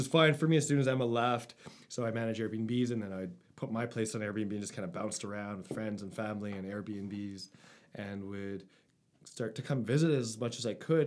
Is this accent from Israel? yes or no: no; Winnipeg, Manitoba, Canada; moved away as an adult; also born or lived in Cold Lake, Alberta / Nova Scotia; I grew up in Winnipeg